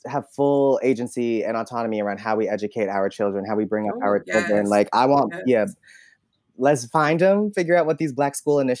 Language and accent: English; Albany, New York, United States; moved away as an adult; also born or lived in Alabama; now in New York City, United States; Especially growing up in Albany